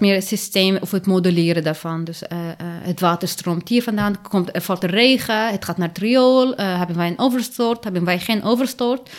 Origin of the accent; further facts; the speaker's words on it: Lebanon; now in Netherlands; ik ben in Libanon geboren